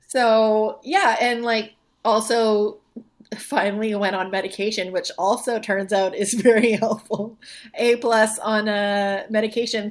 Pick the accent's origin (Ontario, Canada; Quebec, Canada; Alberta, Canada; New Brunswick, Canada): New Brunswick, Canada; Moncton; moved away as an adult; now in Halifax, Canada; I'm from Moncton originally, from Moncton, New Brunswick